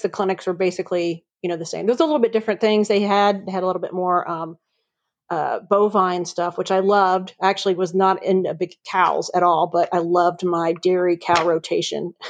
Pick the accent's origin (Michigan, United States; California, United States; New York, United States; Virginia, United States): Virginia, United States; Virginia Beach; moved away as an adult; also born or lived in Atlanta, Georgia; now in Chattanooga, United States; I grew up in uh, Virginia Beach, Virginia. I was a beach girl